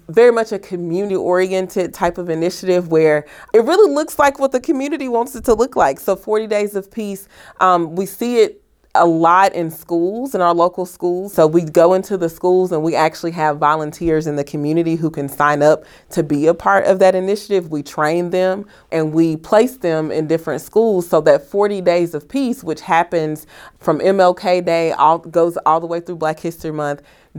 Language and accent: English; Mississippi, United States; now in Bloomington, United States; I was born and raised in Mississippi.